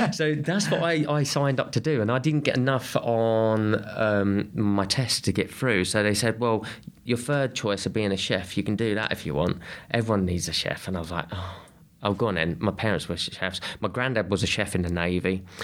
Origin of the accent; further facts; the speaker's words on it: Kent, South East England, United Kingdom; I grew up in Kent